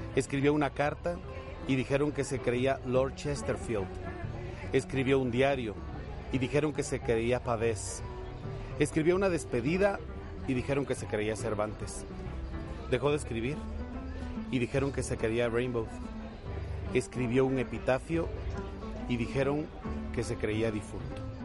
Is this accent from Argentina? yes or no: no; Guatemala; accent: Guatemalan; soy de Guatemala